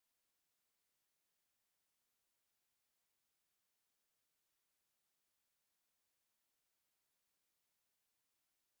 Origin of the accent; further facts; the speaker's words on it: the Bay Area, California, United States; I'm from the Bay Area, but not Richmond